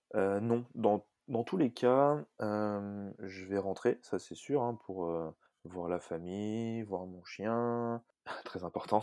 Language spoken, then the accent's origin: French; Annecy, Auvergne-Rhône-Alpes, France; moved away as an adult; now in New Zealand; je viens d'Annecy. J'ai passé la majeure partie de mon temps à Annecy et depuis maintenant un petit peu moins d'un an, je suis en Nouvelle-Zélande